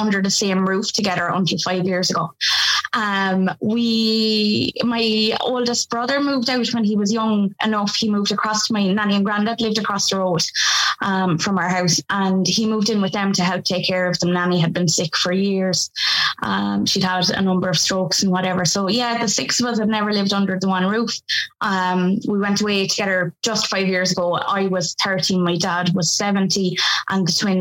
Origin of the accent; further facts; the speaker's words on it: Kilkenny, Leinster, Ireland; I come from Kilkenny.